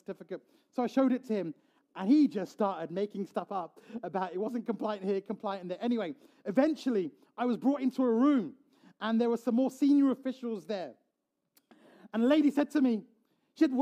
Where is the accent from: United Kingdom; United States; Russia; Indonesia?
United Kingdom; I am a pastor from the United Kingdom